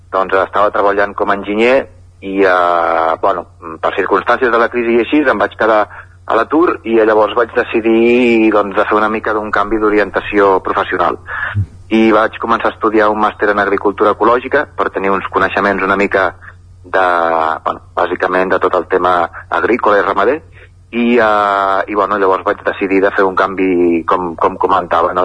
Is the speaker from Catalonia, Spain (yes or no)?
yes; Barcelona, Catalonia, Spain; moved away as an adult; also born or lived in Collbató; now in Sora, Spain; jo sóc, jo sóc nascut a Barcelona eh, i he viscut bastants anys a, a Collbató